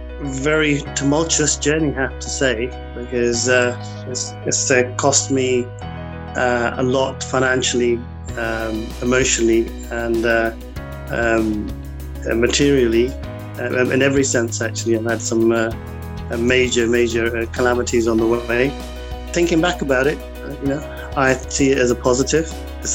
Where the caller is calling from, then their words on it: London, United Kingdom; I'm actually sitting in the heart of London in Mayfair, in our offices in a boardroom, believe it or not.